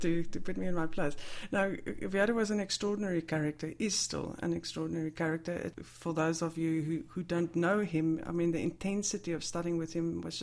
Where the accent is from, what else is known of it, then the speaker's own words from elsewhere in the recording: South Africa; moved away; as a South African, I had a huge gap in terms of traditional literature